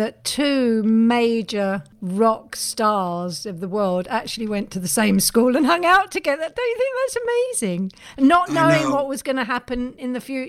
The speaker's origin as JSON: {"language": "English", "region": "London", "country": "United Kingdom", "tie": "born or raised there", "said": "Because I grew up in North West London"}